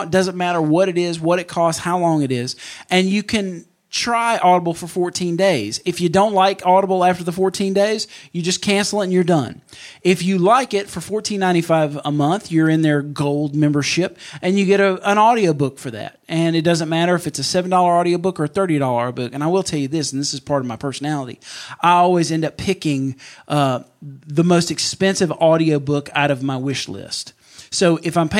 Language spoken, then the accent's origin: English; Mississippi, United States; about 45 minutes from my hometown at the Neshoba County Fair